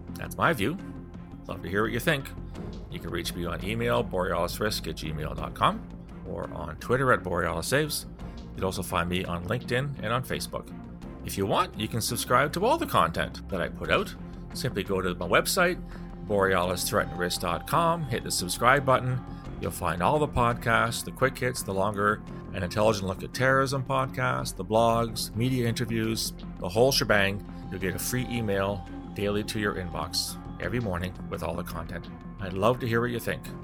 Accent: Canada; as a Canadian taxpayer

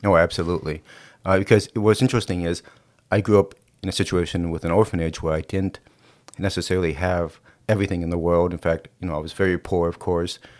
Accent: Minnesota, United States; also born or lived in South Korea; I was born in South Korea, And I was an orphan for the first six years of my life. And by God's grace, it was a Christian family in Minnesota

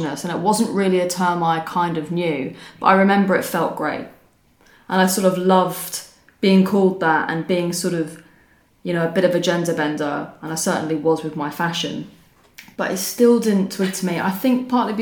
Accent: London, United Kingdom; I was born in 1986 and I grew up in London

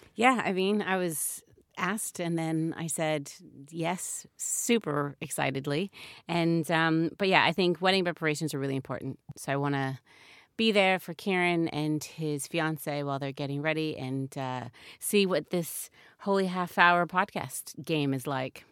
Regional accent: United States; as an American

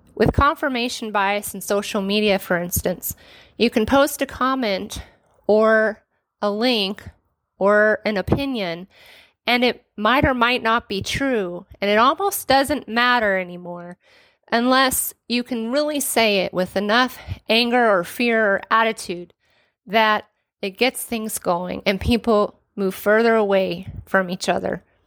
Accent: Renton, Washington, United States; born and raised in the Pacific Northwest, lived in the city of Renton, courtesy the West Hill since I was eight years old.

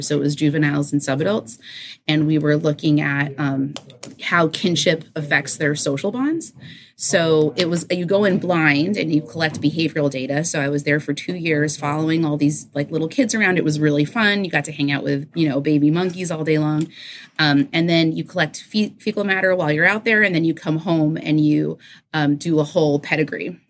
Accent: New York City, New York, United States; moved away; I grew up in New York City

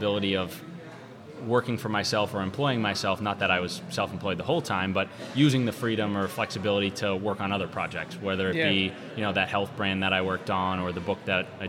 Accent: Lynnfield, Massachusetts, United States; I grew up in Linfield, Mass, which is pretty close to here.

